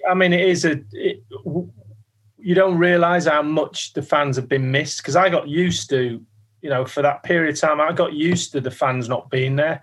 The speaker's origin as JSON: {"language": "English", "town": "Manchester", "region": "North West England", "country": "United Kingdom", "tie": "born or raised there", "also_born_or_lived": "London", "moved": "as an adult", "said": "I was a kid from Manchester, signing at 23, 24 into this huge football club"}